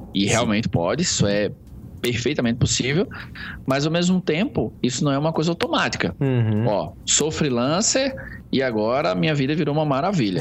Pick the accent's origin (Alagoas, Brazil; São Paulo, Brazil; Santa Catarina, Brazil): Alagoas, Brazil; Palmeira dos Índios; moved away; also born or lived in Maceió; eu sou de uma cidade chamada Palmeira dos Índios